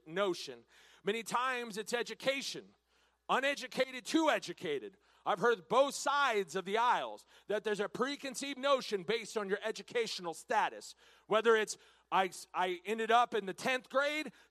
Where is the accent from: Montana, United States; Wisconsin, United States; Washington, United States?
Washington, United States; now in Texas, United States; I'm born and raised in Washington State. Now, I came to Texas as soon as I could